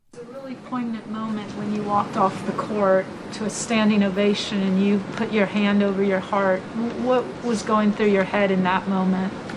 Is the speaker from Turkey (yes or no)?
no; Chicago, Illinois, United States; I'm from Chicago